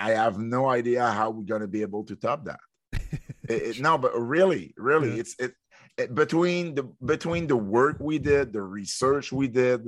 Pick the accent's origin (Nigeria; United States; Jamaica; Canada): Canada; Montreal, Quebec; I'm from Montreal